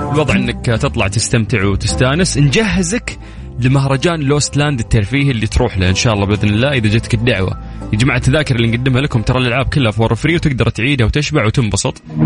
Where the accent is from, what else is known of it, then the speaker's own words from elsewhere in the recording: Saudi Arabia; كلنا كسعوديين